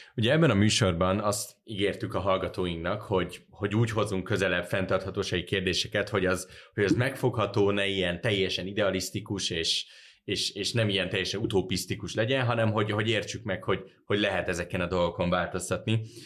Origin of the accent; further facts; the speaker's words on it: Budapest, Hungary; én úgy nőttem föl, hogy nekem nem volt olyan élményem a belvárosban felnőve